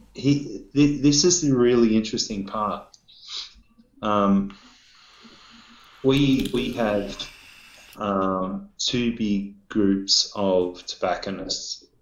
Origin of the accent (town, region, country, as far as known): Australia